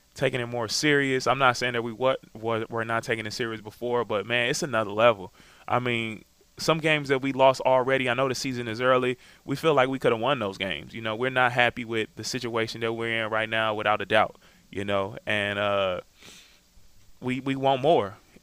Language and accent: English; Wisconsin, United States; I'm from Wisconsin